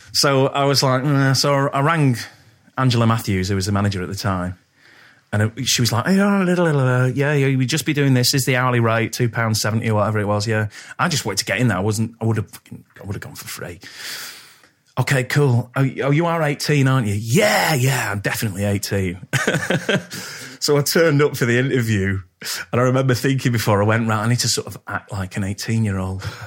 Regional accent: Poynton, North West England, United Kingdom; I grew up in Poynton

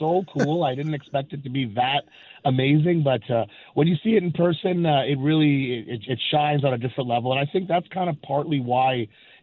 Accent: Edmonton, Alberta, Canada; born and raised in Edmonton

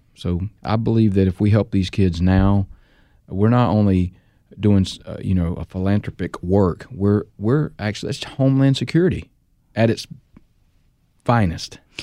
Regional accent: North Carolina, United States; my home state, North Carolina

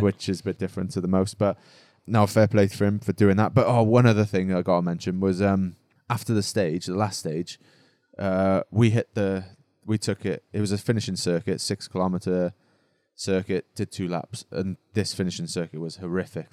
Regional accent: Wales, United Kingdom; now in Monaco; being Welsh

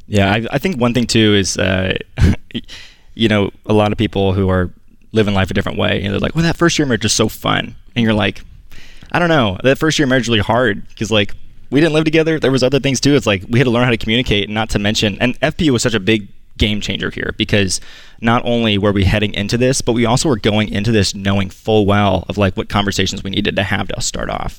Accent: Southern Illinois, United States; I grew up in Southern Illinois

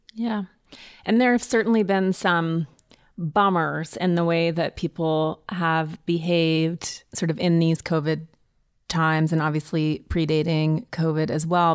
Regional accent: Montana, United States; growing up in Montana in the woods

